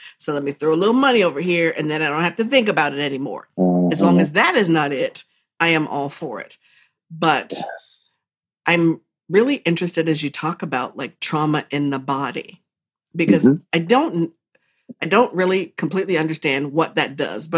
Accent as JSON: {"language": "English", "country": "United States", "said": "I'm like the American"}